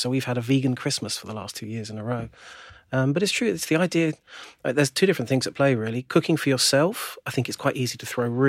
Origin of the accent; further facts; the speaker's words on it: United Kingdom; we're British